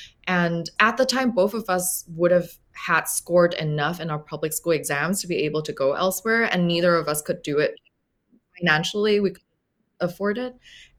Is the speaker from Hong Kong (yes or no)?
yes; Hong Kong; And in Hong Kong at the time, as a British colony, we were sort of in this position to be able to really take, quote unquote, take advantage of that.